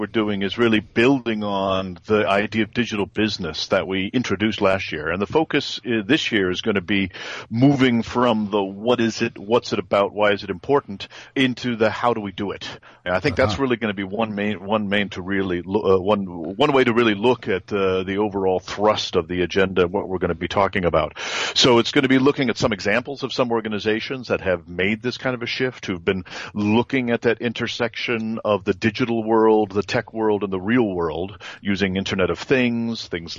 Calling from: France; Today I'm in France.

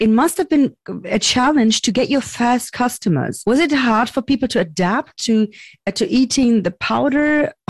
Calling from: Berlin, Germany; I'm calling from Berlin, Germany.

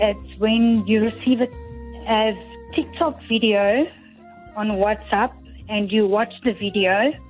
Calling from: Nelspruit, Mpumalanga, South Africa; I'm phoning from Nelspruit. Mpumalanga.

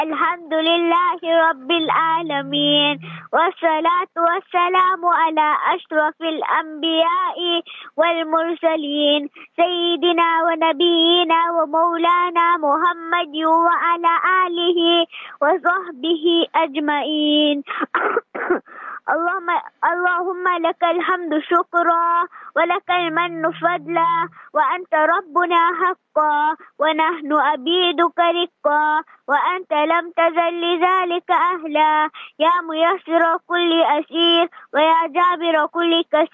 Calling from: Isipingo, KwaZulu-Natal, South Africa; It's a Pingo Beach.

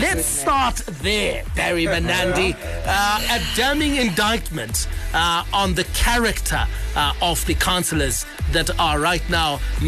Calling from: Guruve, Mashonaland Central, Zimbabwe; Hi, ZFM Sports team. … from Guruve.

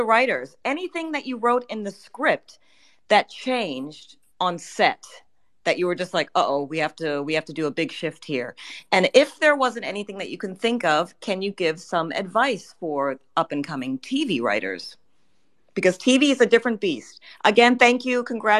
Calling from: Berlin, Germany; Hi, I'm calling from Berlin.

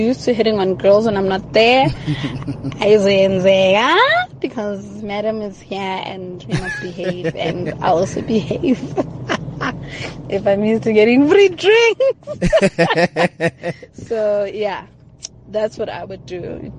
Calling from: Pretoria, Gauteng, South Africa; Hi, Kagiso. … from Pretoria.

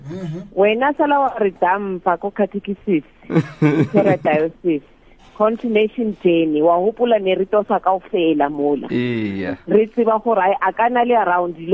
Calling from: Namibia; I'm good. I'm calling from Namibia.

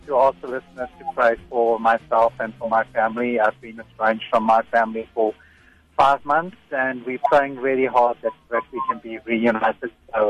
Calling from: Johannesburg, Gauteng, South Africa; I'm calling from Johannesburg.

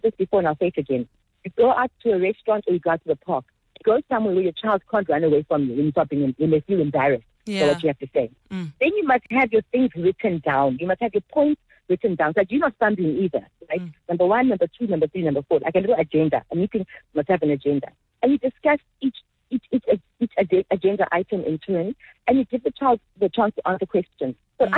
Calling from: Zimbali, KwaZulu-Natal, South Africa; I'm joining you from Zimbali.

